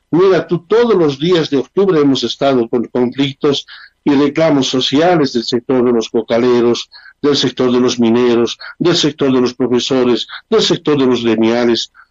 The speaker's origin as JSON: {"language": "Spanish", "country": "Bolivia", "said": "Somos bolivianos, hemos nacido en esta tierra y nuestro corazón palpita rojo, amarillo y verde y siempre será así hasta el último momento de nuestra vida."}